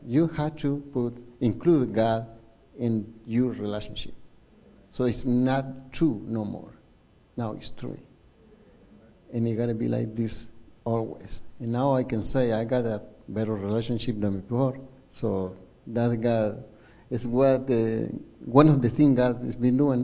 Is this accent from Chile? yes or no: yes; Chile; English is a second language; moved away; I'm from Chile